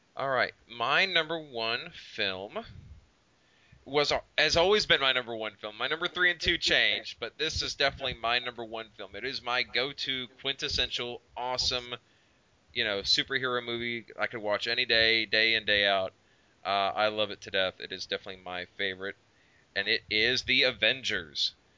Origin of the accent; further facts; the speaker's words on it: Oklahoma, United States; we're from Oklahoma, so we know what redneck sounds like around here.